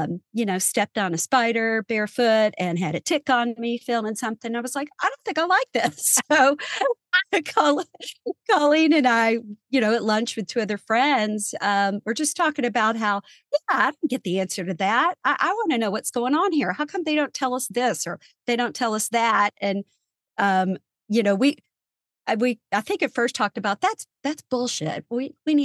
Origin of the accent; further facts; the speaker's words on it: small town outside Louisville, Kentucky, United States; I grew up in Kentucky, in a small town right outside of Louisville, Kentucky.